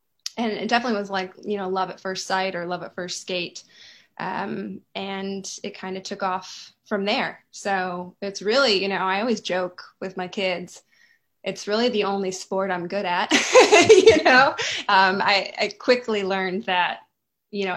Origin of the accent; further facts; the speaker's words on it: Rockford, Illinois, United States; moved away as an adult; also born or lived in Madison, Wisconsin / Los Angeles; now in Nashville, United States; I grew up in Rockford, Illinois